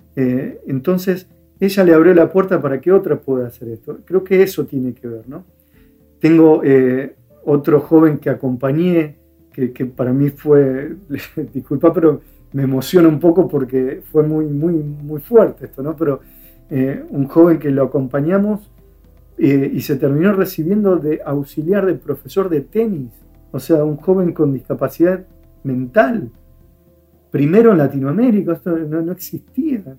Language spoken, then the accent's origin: Spanish; Firmat, Santa Fe, Argentina; otro que vive en Firmat, donde yo nací, una, ciudad pequeña.